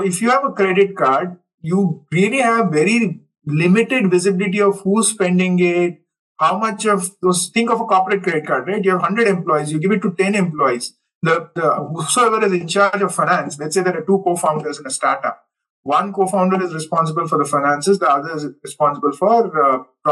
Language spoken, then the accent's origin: English; Hubballi, Karnataka, India; moved away as an adult; also born or lived in United States / Europe; close to my hometown, say Hubballi